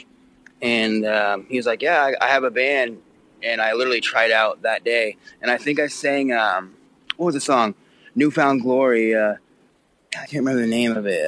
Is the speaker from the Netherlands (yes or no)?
no; Abbotsford, British Columbia, Canada; outside of Vancouver. It's called Abbotsford. It's like 30, 40 minutes outside of Vancouver